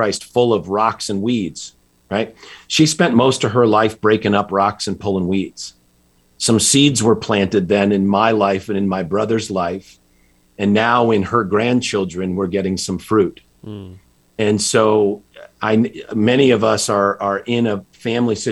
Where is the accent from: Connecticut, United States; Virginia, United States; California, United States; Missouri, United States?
Connecticut, United States; just outside Hartford; I grew up in Connecticut, just outside Hartford